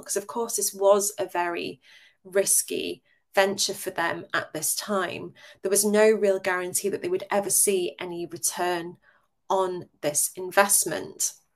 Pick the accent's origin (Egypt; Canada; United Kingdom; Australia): United Kingdom; England